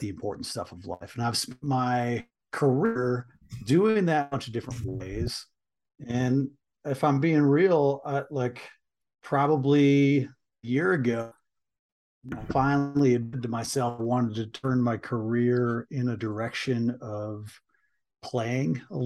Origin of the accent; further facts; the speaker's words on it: Michigan, United States; I grew up in Michigan, grew up in a small working class town in Michigan